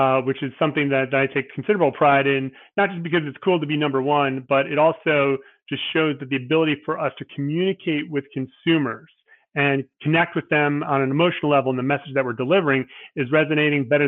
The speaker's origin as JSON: {"language": "English", "region": "New Jersey", "country": "United States", "tie": "born or raised there", "also_born_or_lived": "Arizona / Ohio", "said": "I was born in Arizona, lived in Ohio as a kid, but you know, 30 plus years in New Jersey. So Okay. Yeah, I would consider myself a New Jersey native."}